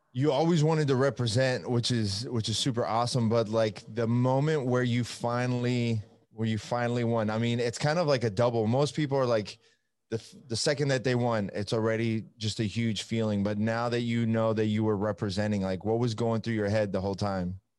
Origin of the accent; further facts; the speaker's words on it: Italy; now in United States; I'm from Italy